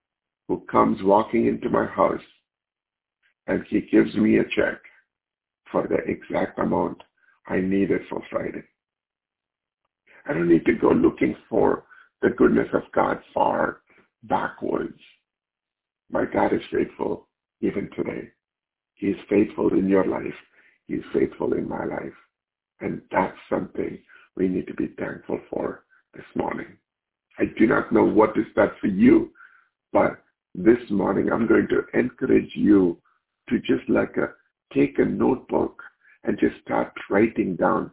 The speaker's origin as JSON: {"language": "English", "country": "India", "tie": "born or raised there", "moved": "yes", "said": "Growing up in India, where we didn't have so much of means, my mom was abandoned"}